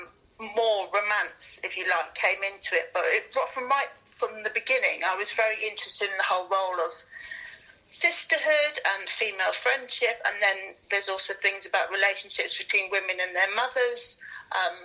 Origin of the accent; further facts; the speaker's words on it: Guernsey; moved away; also born or lived in north of England; I come from Guernsey originally, so I wasn't used to the variety of English accents